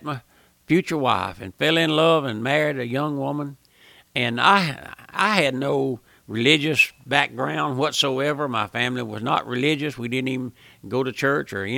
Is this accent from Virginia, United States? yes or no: no; South Louisiana, United States; I was born and raised here in South Louisiana